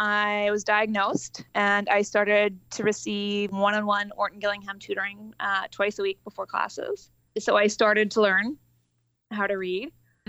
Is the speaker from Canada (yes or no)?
yes; Vancouver, British Columbia, Canada; Vancouver, British Columbia.